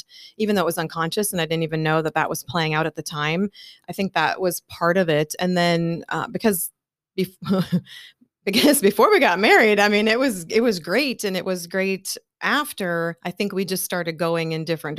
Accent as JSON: {"language": "English", "region": "North Dakota", "country": "United States", "tie": "born or raised there", "moved": "yes", "lives_now": "Kansas City, United States", "said": "we both come from the same hometown. We grew up in North Dakota and moved here to Kansas City."}